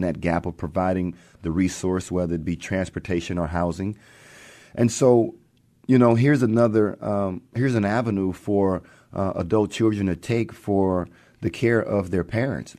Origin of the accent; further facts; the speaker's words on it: Texas, United States; moved away as an adult; also born or lived in Arkansas; now in Seattle, United States; growing up in Texas